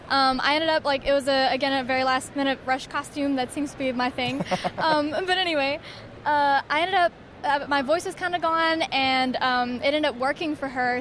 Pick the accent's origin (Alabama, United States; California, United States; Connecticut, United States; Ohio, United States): Alabama, United States; I'm from Alabama